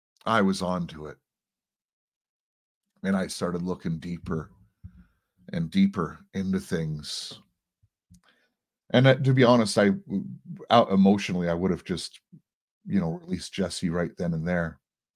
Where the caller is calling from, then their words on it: Toronto, Ontario, Canada; First of all, I'm broadcasting from Toronto, Canada.